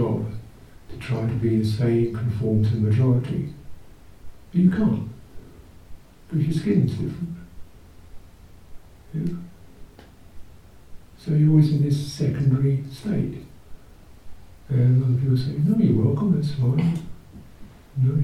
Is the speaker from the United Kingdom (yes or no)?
yes; United Kingdom; I'm the British person